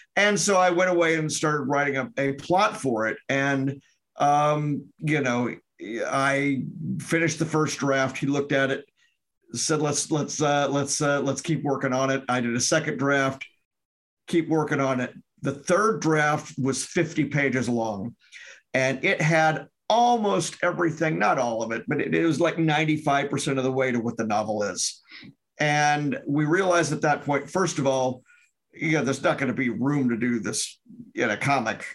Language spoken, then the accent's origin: English; Memphis, Tennessee, United States; moved away as an adult; now in Wisconsin, United States; I'm from Memphis originally. I live in Wisconsin and have lived for about 27 years, 28 years